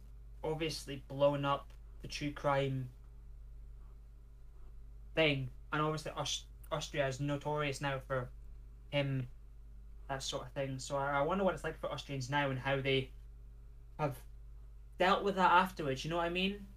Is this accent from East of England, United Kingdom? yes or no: no; Scotland, United Kingdom; We get it all the time being Scottish